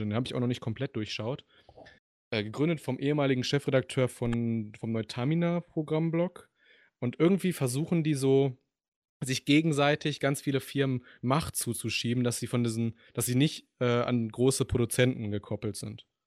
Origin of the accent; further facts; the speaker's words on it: Düsseldorf, North Rhine-Westphalia, Germany; ich komme aus Düsseldorf.